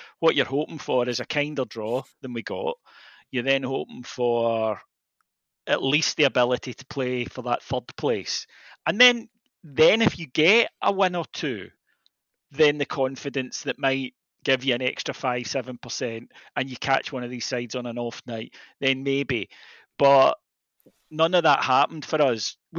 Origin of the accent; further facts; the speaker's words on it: Scotland, United Kingdom; We joke about it sometimes as Scottish football fans, and we say when we're watching Man City at Liverpool, it's like a different sport.